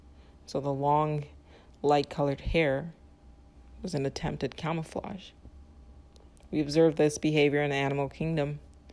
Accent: Nigeria; born there; So for me, I was born in Nigeria. So my place of birth was not my choice.

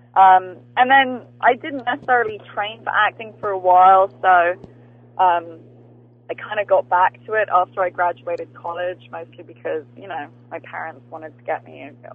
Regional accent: England, United Kingdom; I grew up watching Friends in England

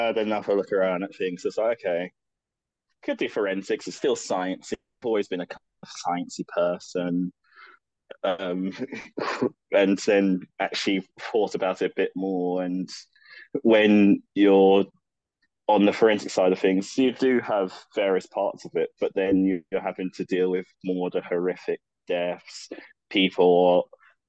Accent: London, United Kingdom; I grew up in London. I've been born and raised there all my life

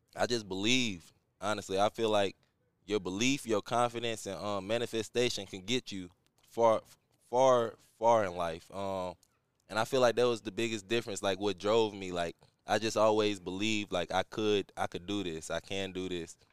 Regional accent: St. Louis, Missouri, United States; a kid growing up in St. Louis

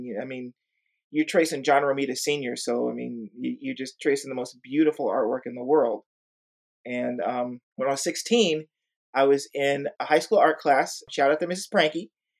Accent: Orlando, Florida, United States; now in San Antonio, United States; I am originally from Orlando, Florida, but I have lived here in San Antonio, Texas for about the last 30 years.

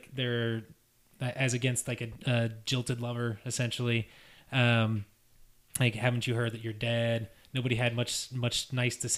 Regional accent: Wilmington, Ohio, United States; growing up in Wilmington, Ohio.

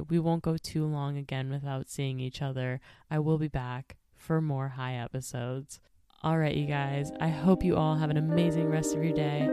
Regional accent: Minnesota, United States; I am not even from Nebraska. I'm from Minnesota

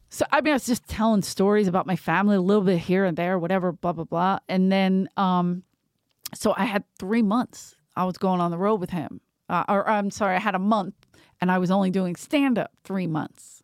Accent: Philadelphia, Pennsylvania, United States; I'm from Philly

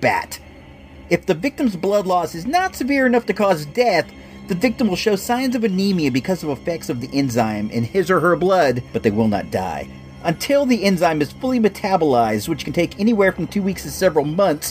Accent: Illinois, United States; moved away; I was born in Illinois

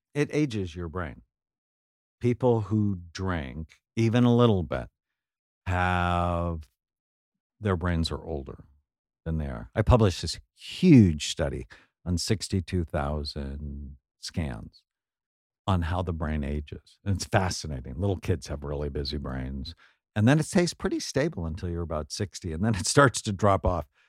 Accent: San Fernando Valley, California, United States; I grew up in the San Fernando Valley

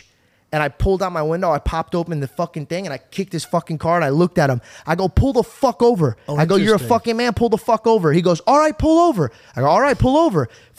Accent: Arizona, United States; born or raised there

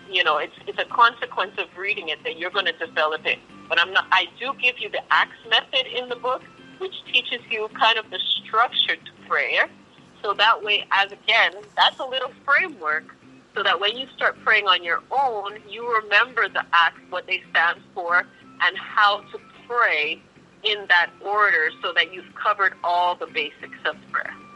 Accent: Montreal, Quebec, Canada; I'm from Canada, so from Montreal

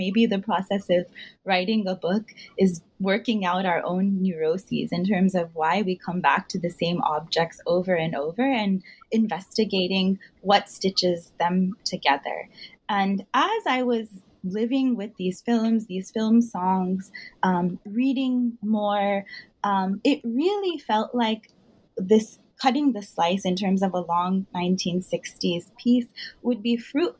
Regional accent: Houston, Texas, United States; I grew up in Houston in the 90s, and my own parents liked Hindi film songs

